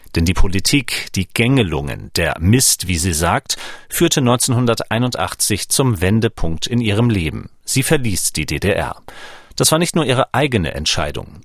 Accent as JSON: {"language": "German", "region": "Schleswig-Holstein", "country": "Germany", "tie": "born or raised there", "moved": "yes", "lives_now": "Leipzig, Germany", "said": "seit siebzehn Jahren Leipziger, geboren neunzehnhundertvierundachtzig in Schleswig-Holstein."}